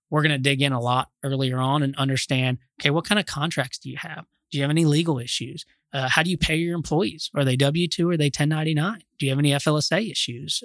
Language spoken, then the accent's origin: English; Austin, Texas, United States; also born or lived in Dallas; now in Fort Worth, United States; I'm from Austin originally